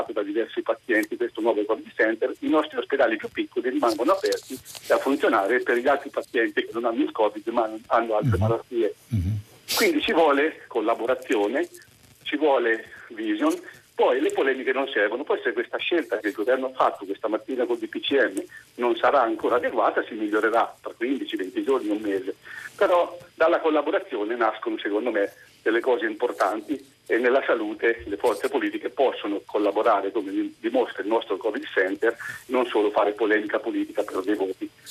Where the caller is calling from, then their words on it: Civitanova Marche, Marche, Italy; siamo da Civitanova Marte.